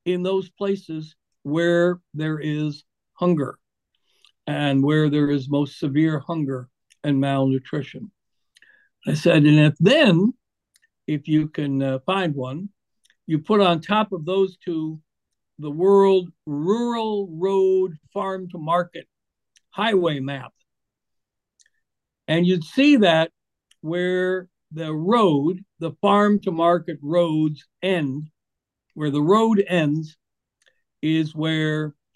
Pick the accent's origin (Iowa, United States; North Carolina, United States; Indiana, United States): Iowa, United States; my home state